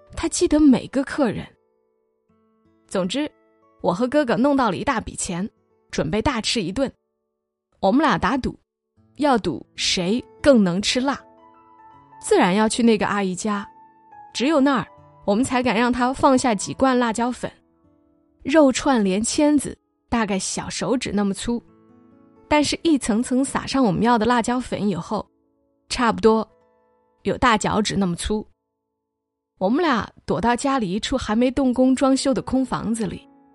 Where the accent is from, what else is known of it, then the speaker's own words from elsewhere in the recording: Hunan, China; 身为湖南人